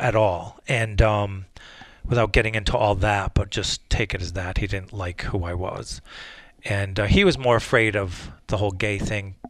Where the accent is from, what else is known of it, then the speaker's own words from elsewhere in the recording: Wolcott, Connecticut, United States; also born or lived in New Haven / Bristol; Bristol, where I grew up in Wolcott, and instead of going back to New Haven, I stayed up here